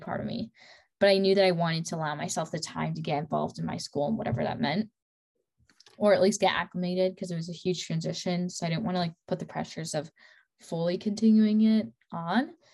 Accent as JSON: {"language": "English", "region": "Midwest", "country": "United States", "tie": "born or raised there", "moved": "as an adult", "lives_now": "Dallas, United States", "said": "I grew up in the Midwest"}